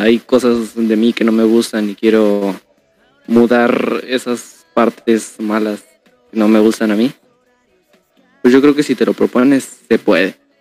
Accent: Guadalajara, Jalisco, Mexico; now in Quintana Roo, Mexico; la segunda vez que me mudé es cuando de Guadalajara me vine acá a Quintana Roo. Y pues la verdad, mm, ahí me dolió muchísimo porque toda mi infancia, literal toda, toda, toda, se quedó allá en mi fraccionamiento

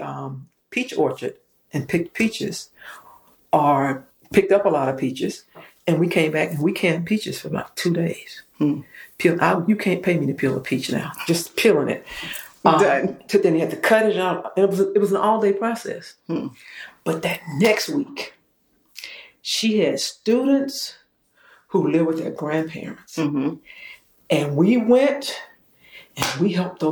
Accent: South Carolina, United States; growing up in South Carolina

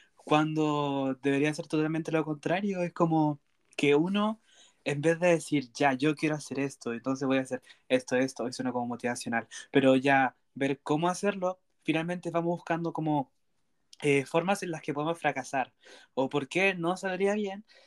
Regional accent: Chile; soy de una ciudad cercana al sur, centro-sur del país Chile

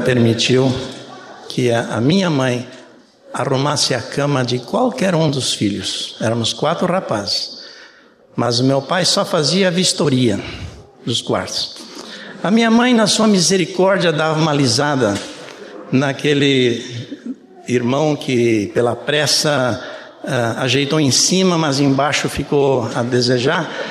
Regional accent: Brazil; Eu nasci no Brasil, só para dizer para vocês, não sou alemão. É, meu pai era alemão, mas eu nasci no Brasil.

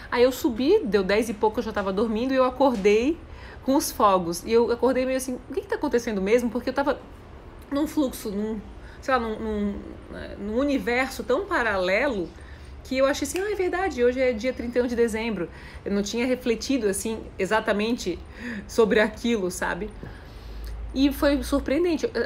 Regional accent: Foz do Iguaçu, Paraná, Brazil; Sou de Foz é Geis, então, o pessoal da, da Conscienciologia é daí, né?

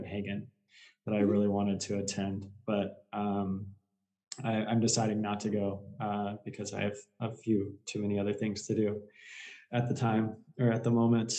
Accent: Texas, United States; moved away as an adult; now in Ísafjörður, Iceland; mainly just Spanish growing up in Texas

